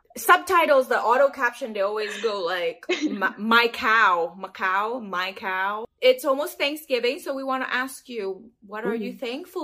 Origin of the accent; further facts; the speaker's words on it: Macau; now in United States; I'm from Macau.